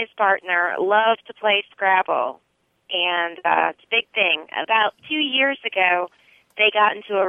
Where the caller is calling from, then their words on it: Gainesville, Florida, United States; I'm calling from Gainesville, Florida.